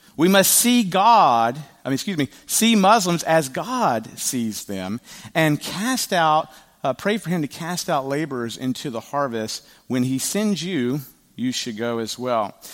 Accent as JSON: {"language": "English", "region": "the South", "country": "United States", "said": "I am from the South"}